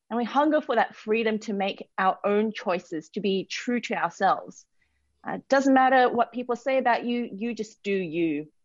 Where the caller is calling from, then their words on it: Sydney, New South Wales, Australia; I work for City Bible Forum and I'm dialing in from Sydney.